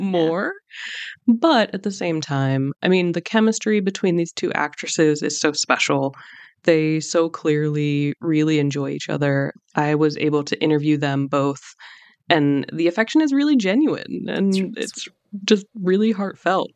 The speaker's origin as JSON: {"language": "English", "country": "United States", "said": "I'm Iranian American"}